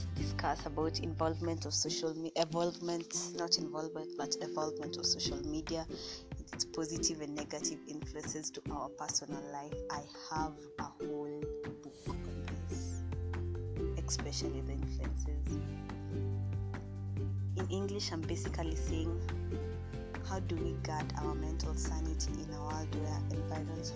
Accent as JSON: {"language": "English", "country": "Kenya", "said": "I'm a Kenyan lady"}